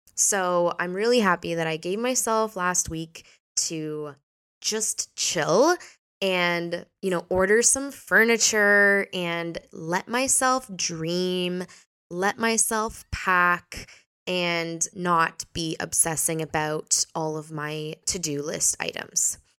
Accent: Canada; now in Portugal; I was born in Canada, but now I live here.

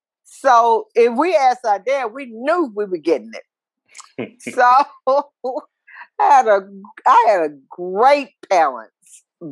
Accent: Tyler, Texas, United States; I grew up in Tyler, Texas, in the community of Clayton, which is, we grew up on the, we lived on a road back then. It was called Possum Trot Road. And today it is called Callaway Road.

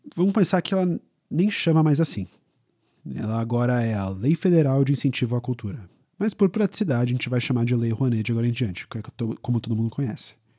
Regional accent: São Paulo, Brazil; a gente é de São Paulo

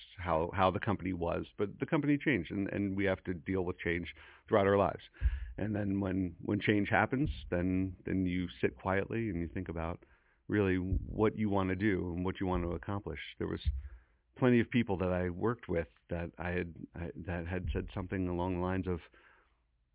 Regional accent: Hillsborough, New Jersey, United States; moved away as an adult; also born or lived in West Coast; now in Princeton, United States; growing up in Hillsboro, well, first of all, the large family, I'm the youngest of six.

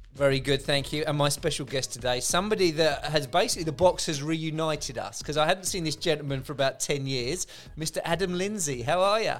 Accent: England, United Kingdom; moved away as an adult; also born or lived in Dublin; being an Englishman in Ireland at the time

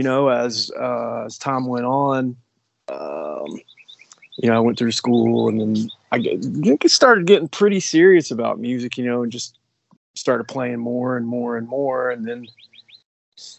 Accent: Kingsport, Tennessee, United States; accent: Appalachian; also born or lived in Chattanooga, Tennessee; I was born in Chattanooga, Tennessee, and then, I grew up in the far eastern part of Tennessee in a place called Kingsport, Tennessee, in the Tri-Cities

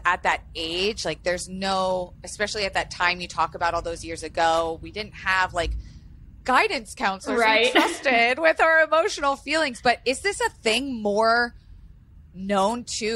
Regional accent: Florida, United States; I grew up in Florida where, you know, anything and everything was on the table

